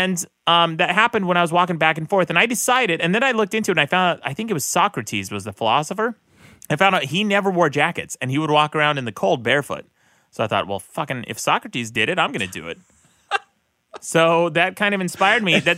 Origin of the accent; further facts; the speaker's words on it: Utah, United States; I grew up in Utah